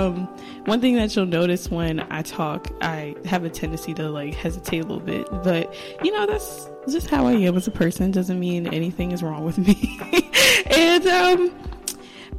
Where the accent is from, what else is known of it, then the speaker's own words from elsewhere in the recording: New Jersey, United States; also born or lived in Delaware; I'm from New Jersey, but I went to college at Delaware State University